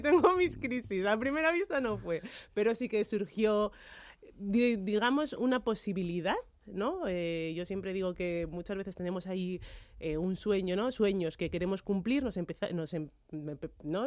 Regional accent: Madrid, Community of Madrid, Spain; nacido y me he criado en España

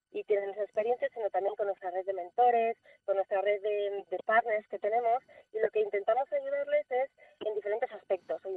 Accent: Spain; nuestro propio país

